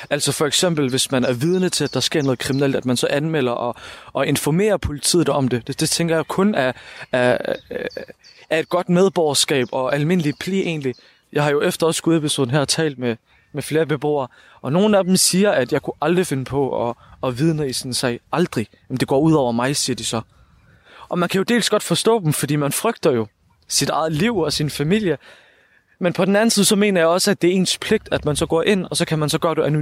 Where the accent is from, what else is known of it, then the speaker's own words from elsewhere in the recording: Odense, Southern Denmark, Denmark; Jeg er født og opvokset i Voldsmose.